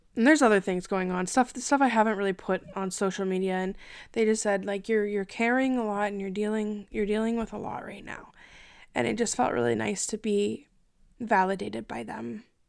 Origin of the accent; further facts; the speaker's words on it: Canada; I'm Canadian